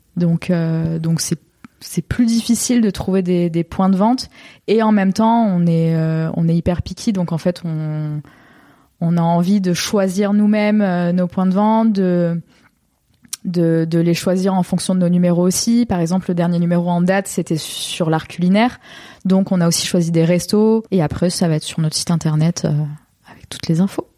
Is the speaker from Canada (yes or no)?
no; Baillargues, Occitania, France; moved away as an adult; now in Marseille, France; born and raised euh, in Montpellier, plus précisément dans un petit village à côté, à 10 minutes, qui s'appelle Bayargues